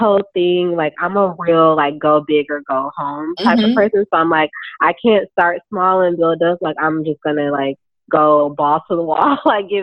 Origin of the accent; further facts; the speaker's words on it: Milwaukee, Wisconsin, United States; moved away as an adult; also born or lived in Chicago, Illinois; now in Brooklyn, United States; I'm from Milwaukee, Wisconsin. That's where I was born, and I lived there until I left for school.